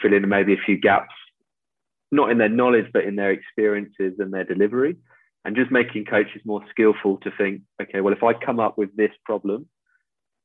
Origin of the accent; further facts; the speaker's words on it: England, United Kingdom; moved away as an adult; now in Australia; I arrive as an Englishman abroad